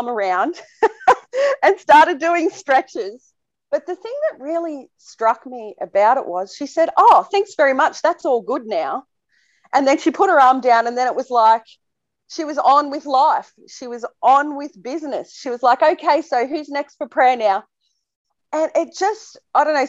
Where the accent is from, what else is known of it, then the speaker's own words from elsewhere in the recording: Temora, New South Wales, Australia; my hometown in Temora, Australia